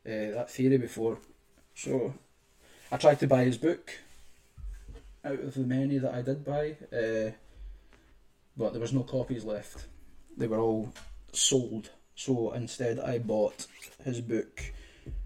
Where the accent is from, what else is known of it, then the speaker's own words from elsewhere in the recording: Scotland, United Kingdom; I'm from Scotland